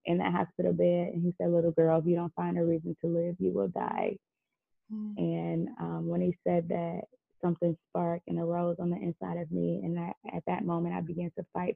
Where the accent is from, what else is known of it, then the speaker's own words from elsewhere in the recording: Detroit, Michigan, United States; born and raised in Detroit, Michigan